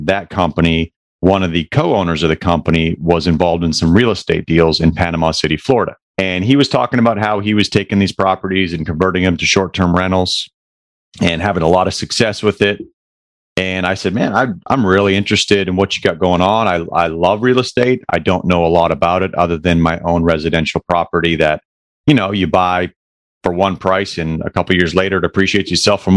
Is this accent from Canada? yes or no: yes; Alberta, Canada; moved away as an adult; now in Shreveport, United States; I'm actually originally from Alberta, Canada. I came down to Shreveport in 04 for baseball, got a scholarship